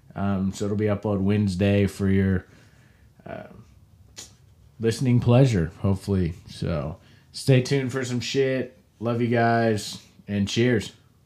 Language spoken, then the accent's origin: English; Kansas, United States; I'm from Kansas, the craft beer caf-, uh, capital of the world